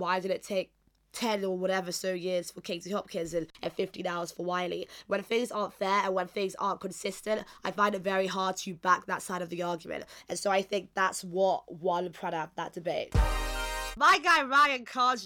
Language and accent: English; Nigeria; I am Nigerian myself